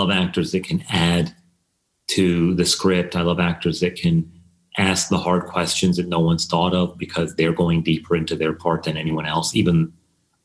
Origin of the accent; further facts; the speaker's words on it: United States; I'm Iranian American